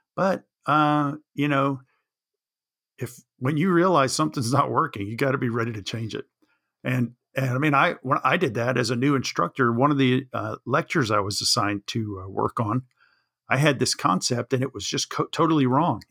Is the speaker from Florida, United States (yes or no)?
yes; Jacksonville, Florida, United States; I grew up in Jacksonville, Florida